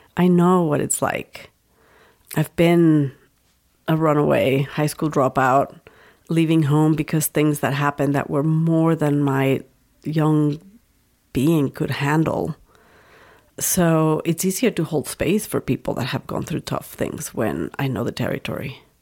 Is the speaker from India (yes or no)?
no; Mexico; moved away as an adult; now in United States; I grew up in Mexico